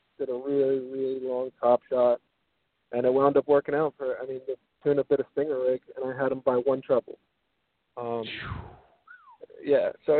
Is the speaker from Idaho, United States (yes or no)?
no; New York, United States; moved away as an adult; now in Naples, United States; I'm from New York. I fished my whole life.